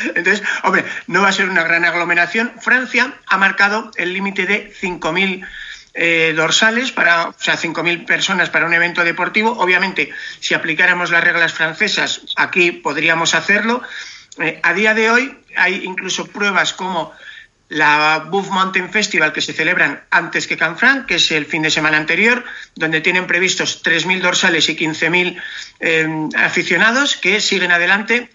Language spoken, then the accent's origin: Spanish; Cercedilla, Community of Madrid, Spain; yo te llamo desde Cercedilla. Claro, mi pueblo vive del turismo.